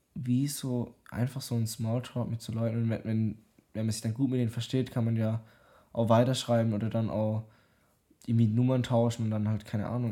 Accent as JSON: {"language": "German", "country": "Germany", "said": "ich bin aus Deutschland"}